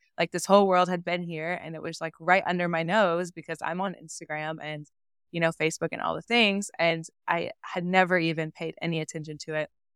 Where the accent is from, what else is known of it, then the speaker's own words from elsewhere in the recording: Oklahoma, United States; moved away; I grew up in Oklahoma